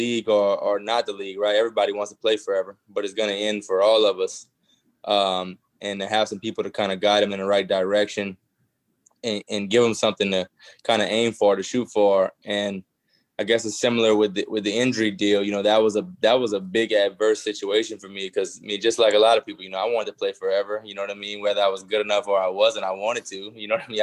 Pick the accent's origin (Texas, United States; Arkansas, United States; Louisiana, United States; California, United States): Louisiana, United States; Thibodaux; I'm from Thibodaux